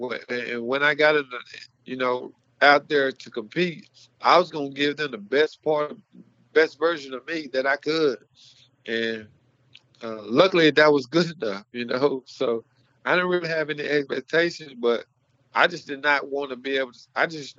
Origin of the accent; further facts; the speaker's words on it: Mart, Texas, United States; growing up in Texas, growing up in Mart, all you did was go out there and you played as hard as you could, as fast as you can, until the final whistle